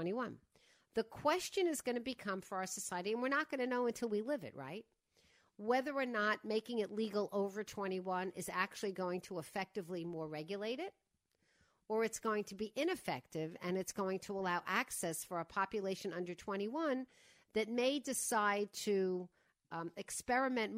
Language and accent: English; Long Island, New York, United States; moved away; I grew up in Widmere on the other side